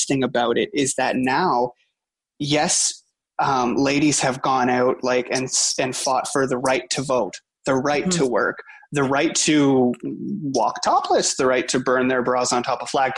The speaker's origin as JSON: {"language": "English", "country": "Canada", "said": "I'm Canadian"}